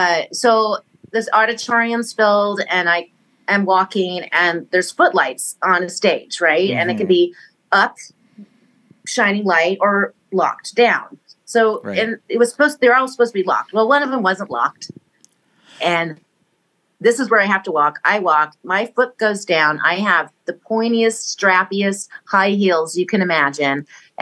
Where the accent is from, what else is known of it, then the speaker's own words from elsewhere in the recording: Missouri, United States; So in the old days, so I grew up in Missouri, mm-hmm. and we had a basement, and we had a piano down there.